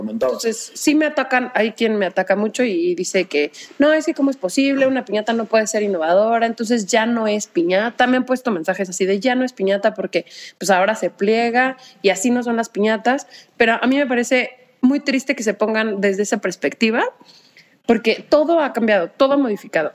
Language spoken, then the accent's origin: Spanish; Mexico